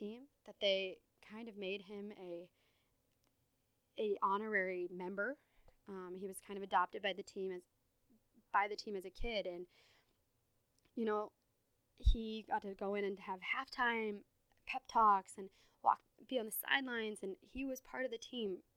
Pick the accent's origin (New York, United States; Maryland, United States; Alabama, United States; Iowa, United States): Iowa, United States; I'm from Iowa